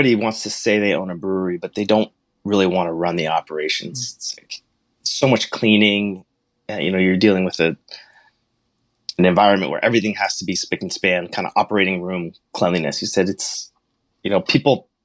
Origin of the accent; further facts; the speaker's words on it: Hanover, New Hampshire, United States; moved away; also born or lived in Montclair, New Jersey; I grew up in Hanover, New Hampshire